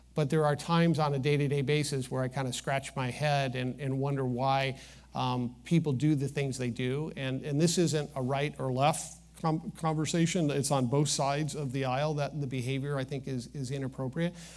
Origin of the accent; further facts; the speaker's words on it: Midwest, United States; growing up in the Midwest